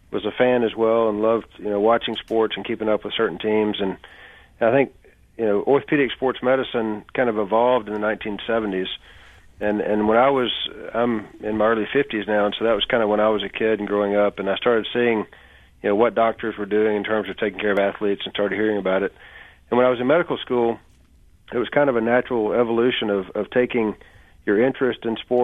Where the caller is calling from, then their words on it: Birmingham, Alabama, United States; I'm in Birmingham.